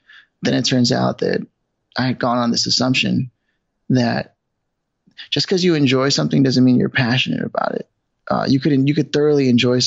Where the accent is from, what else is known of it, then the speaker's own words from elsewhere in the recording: Los Angeles, California, United States; moved away as an adult; also born or lived in New York City; So I'm originally from Los Angeles, but I had moved to New York once already